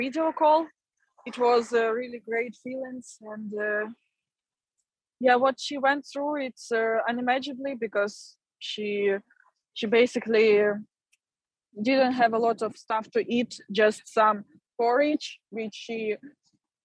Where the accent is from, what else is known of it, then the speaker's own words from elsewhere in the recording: Ukraine; moved away as an adult; my hometown and home is destroyed and occupied